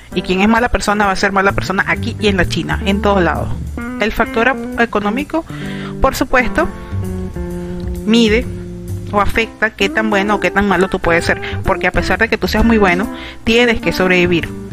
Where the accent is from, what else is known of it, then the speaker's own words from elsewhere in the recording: Venezuela; mi país, Venezuela